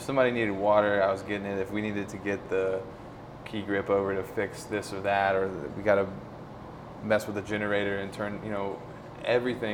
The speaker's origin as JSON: {"language": "English", "region": "Tennessee", "country": "United States", "tie": "born or raised there", "moved": "as an adult", "lives_now": "Colorado, United States", "said": "Rachel and I grew up together in Tennessee"}